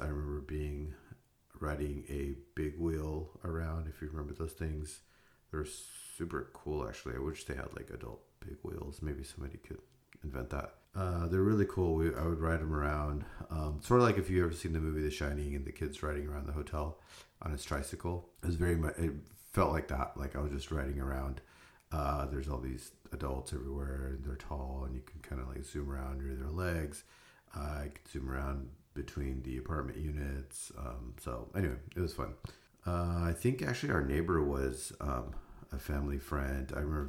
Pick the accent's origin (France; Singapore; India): India; born there; It starts in India. So I was born in India in 1973.